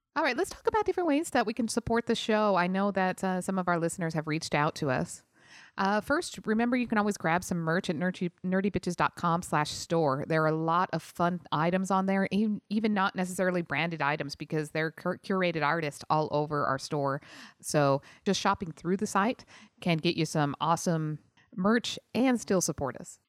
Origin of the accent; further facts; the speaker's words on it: Utah, United States; moved away; also born or lived in San Jose; I grew up in Utah